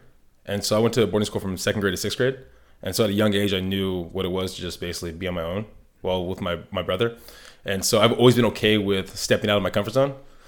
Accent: San Diego, California, United States; born there; So I was born in San Diego, moved around a lot, went to boarding school, and then went to high school here, went to college up in the Bay Area, lived overseas, came back

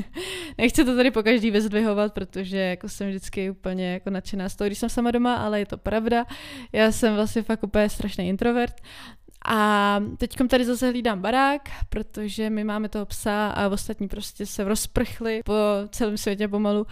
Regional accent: Czechia; my jako Češi

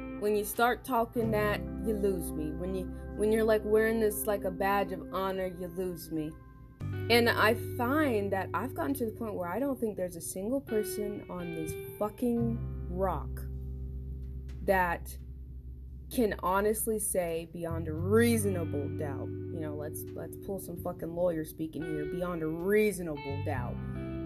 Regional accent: Central Florida, United States; I'm from Central Florida, which means I'm lucky because we can have like many accents

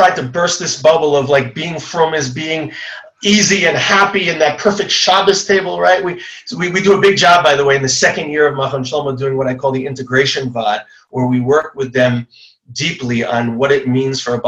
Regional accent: Long Island, New York, United States; I grew up in Long Island

